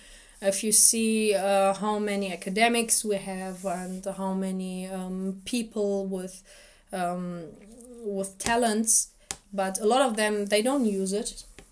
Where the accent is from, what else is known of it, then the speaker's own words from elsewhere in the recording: Iraq; moved away; Because when I was younger, I couldn't speak German. We came here as refugees. And they asked me, where are you from? And I told them, from Iraq.